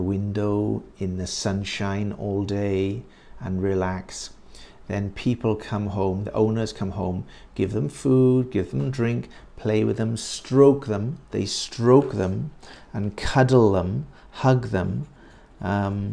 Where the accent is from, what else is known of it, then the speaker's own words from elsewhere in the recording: United Kingdom; I'm not American. I am British.